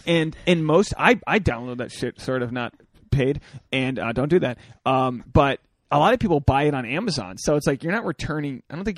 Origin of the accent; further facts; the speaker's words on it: Newport, Rhode Island, United States; my hometown, Newport, Rhode Island